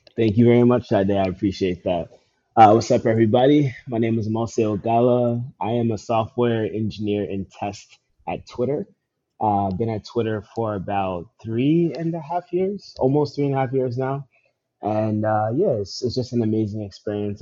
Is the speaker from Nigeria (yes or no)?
yes; Nigeria; I'm Nigerian